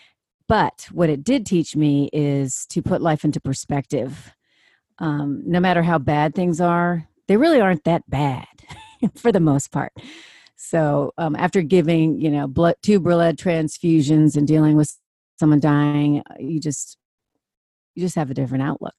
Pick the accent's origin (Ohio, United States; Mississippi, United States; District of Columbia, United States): District of Columbia, United States; Washington; I grew up in Washington, D.C.